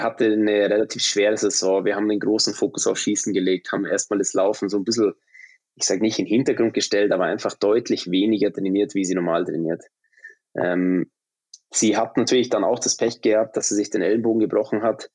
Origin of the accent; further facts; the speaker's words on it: Munich, Bavaria, Germany; moved away as an adult; also born or lived in Traunstein; now in Sweden; ich bin gebürtiger Münchner tatsächlich